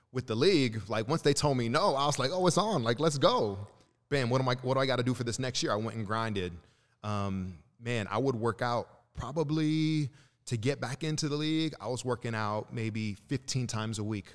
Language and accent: English; Santa Cruz, California, United States; also born or lived in Chicago, Illinois / Lagos, Nigeria; I grew up in Santa Cruz, California